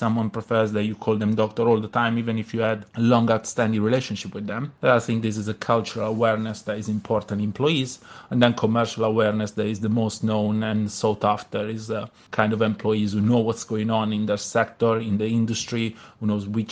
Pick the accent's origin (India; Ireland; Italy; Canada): Italy; first language Italian; English is a second language; by being Italian and my knowledge of languages in general, but using my mother tongue